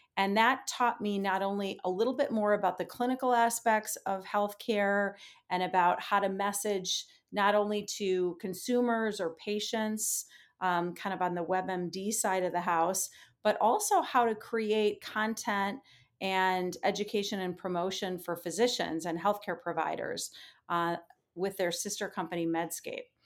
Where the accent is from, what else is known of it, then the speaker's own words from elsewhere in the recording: Minnesota, United States; moved away as an adult; I grew up a kid in the Midwest. I like to say I spent my first twenty-five years in the state of Minnesota, or thereabouts